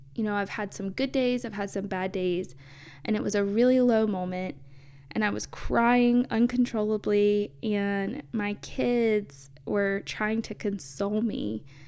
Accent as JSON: {"language": "English", "region": "the South", "country": "United States", "tie": "born or raised there", "said": "growing up in the South"}